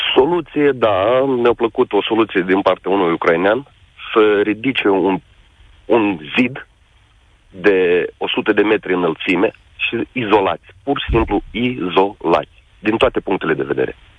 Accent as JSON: {"language": "Romanian", "region": "Bessarabia", "country": "Moldova", "said": "Eu sunt român din Basarabia"}